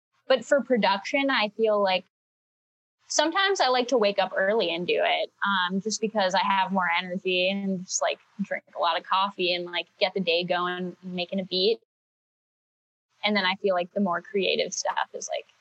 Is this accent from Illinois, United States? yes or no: yes; Chicago, Illinois, United States; moved away as an adult; also born or lived in Boston; now in Los Angeles, United States; I grew up in Chicago